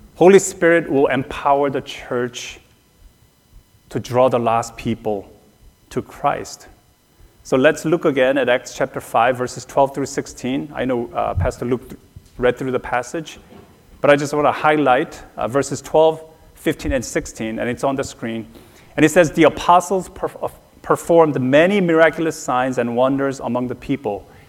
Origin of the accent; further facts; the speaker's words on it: South Korea; moved away; Growing up in Korea, but especially on the mission field